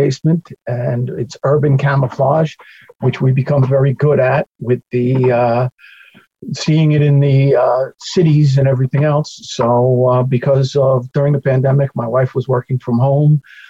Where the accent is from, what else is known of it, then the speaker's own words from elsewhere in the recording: Glen Cove, New York, United States; born there; I was born in Glen Cove City Hospital, New York. We lived in Plainview for the first 2 years of my life.